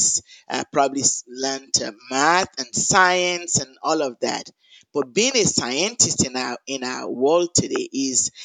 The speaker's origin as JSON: {"language": "English", "region": "Lagos", "country": "Nigeria", "tie": "born or raised there", "also_born_or_lived": "Jos, Nigeria", "moved": "as an adult", "lives_now": "Chapel Hill, United States", "said": "I was born in Nigeria. I grew up in Lagos, Nigeria, in a Christian home"}